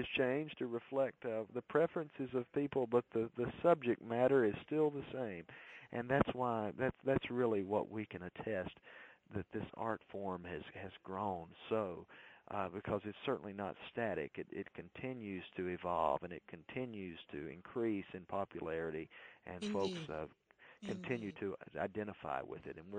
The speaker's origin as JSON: {"language": "English", "region": "Mississippi", "country": "United States", "tie": "born or raised there", "moved": "as an adult", "lives_now": "Nashville, United States", "said": "I started out here in Nashville as a student at Belmont University, moved to Nashville from my home state of Mississippi"}